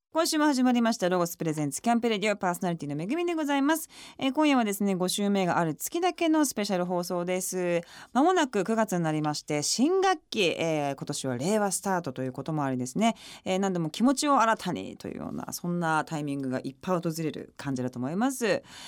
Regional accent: Okayama, Japan; 地元岡山

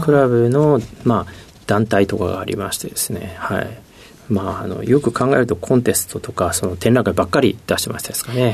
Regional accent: Kawachi, Osaka, Japan; 大阪のですね、河内というところで生まれました。

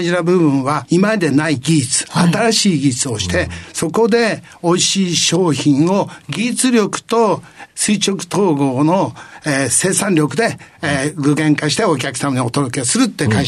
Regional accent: Nagaoka, Niigata, Japan; えー、新潟県の長岡市でございまして、高校までおりました。

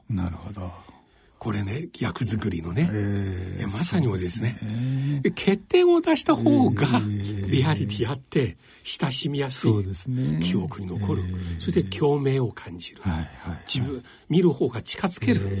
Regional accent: China; now in Japan; 私中国から参りまして、確かにおっしゃるように日本人の方ね非常に物事に対して大変真面目で

